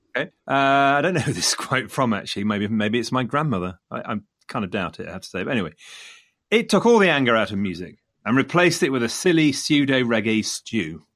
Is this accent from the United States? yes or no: no; Leicester, East Midlands, United Kingdom; coming from Leicester, Leicester being my hometown